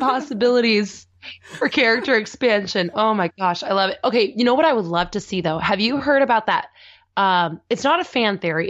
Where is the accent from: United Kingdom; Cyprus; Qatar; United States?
United States; the Northwest, Pacific Northwest; I grew up in the Northwest